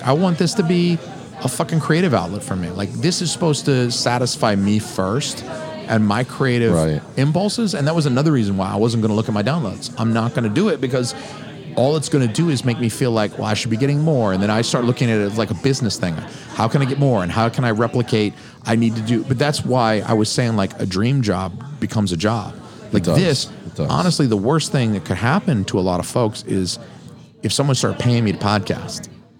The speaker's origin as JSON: {"language": "English", "region": "the South", "country": "United States", "said": "I'm from the South, y'all. I got boots on."}